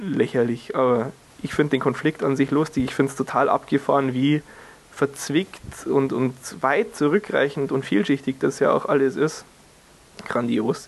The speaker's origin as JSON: {"language": "German", "country": "Germany", "said": "hier bei uns in Deutschland"}